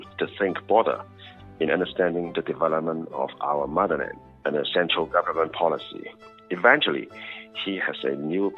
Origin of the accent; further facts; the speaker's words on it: Hong Kong; first language Cantonese; English is a second language; I was born and raised in Hong Kong